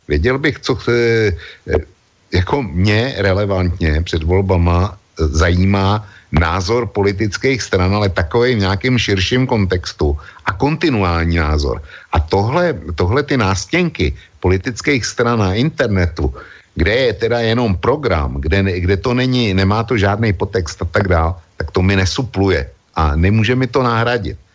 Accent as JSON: {"language": "Czech", "country": "Czechia", "said": "u nás v Čechách"}